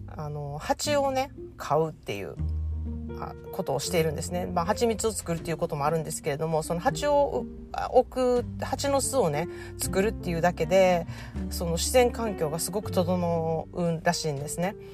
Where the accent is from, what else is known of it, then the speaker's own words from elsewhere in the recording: Japan; also born or lived in California, United States; now in United States; 私が日本で育って日本のおもてなしをあの帰国するたびに感じて